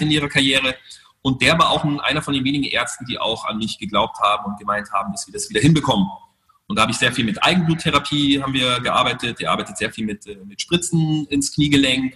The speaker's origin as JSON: {"language": "German", "town": "Munich", "region": "Bavaria", "country": "Germany", "tie": "born or raised there", "also_born_or_lived": "Monte Carlo / United States", "moved": "yes", "said": "in Thalkirchen, wo ich aufgewachsen bin"}